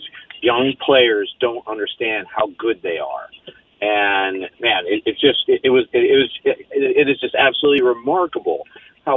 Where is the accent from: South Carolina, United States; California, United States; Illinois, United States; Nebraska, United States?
Nebraska, United States; Lincoln; I'm from Lincoln, Nebraska.